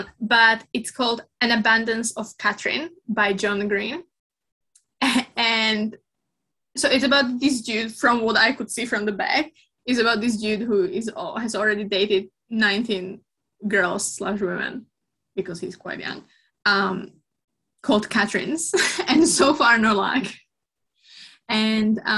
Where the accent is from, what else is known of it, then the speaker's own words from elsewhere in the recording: Slovakia; moved away; I'm from Slovakia, so that's kind of cold country